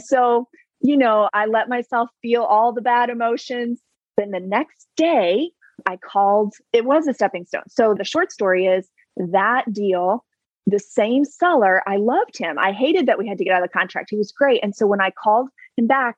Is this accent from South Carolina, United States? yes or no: yes; South Carolina, United States; I'm from South Carolina